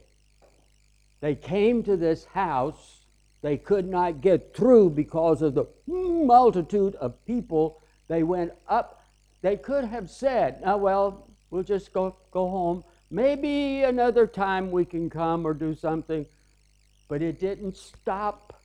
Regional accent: the South, United States; I'm from the South.

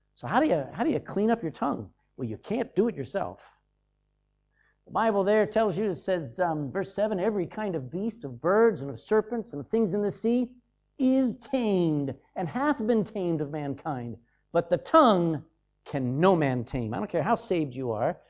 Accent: Texas, United States; I'm from Texas, and I've been around those oil wells

